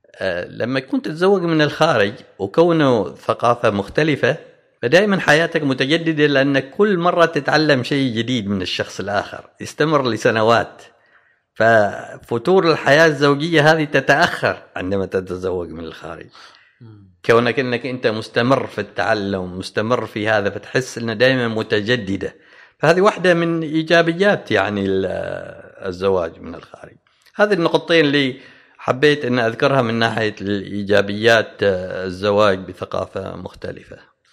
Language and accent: Arabic; Oman; احنا كعمانيين